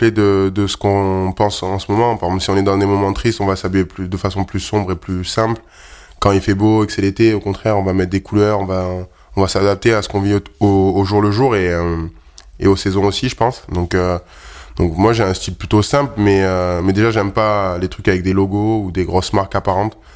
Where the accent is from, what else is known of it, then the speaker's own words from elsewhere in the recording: Provence-Alpes-Côte d'Azur, France; Ouais, c'est plutôt dans le sud. C'est vrai que le, football prime, surtout euh, là d'où je viens. Il y a beaucoup plus de, clubs de foot que de rugby. Même si on a des bonnes écoles de rugby là-bas et un grand club comme le RCT.